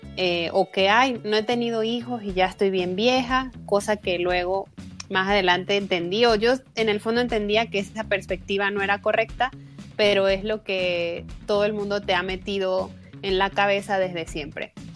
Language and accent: Spanish; Venezuela; moved away as an adult; now in Mexico; yo nací en Venezuela, eh, pero emigré en 2016 a México buscando nuevas oportunidades